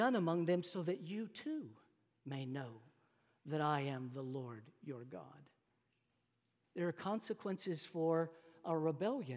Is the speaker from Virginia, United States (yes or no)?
no; North Texas, United States; moved away; I come from North Texas